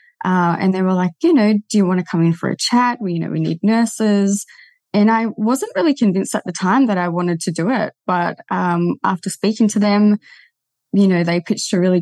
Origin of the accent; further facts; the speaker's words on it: Terrigal, New South Wales, Australia; Came back to my hometown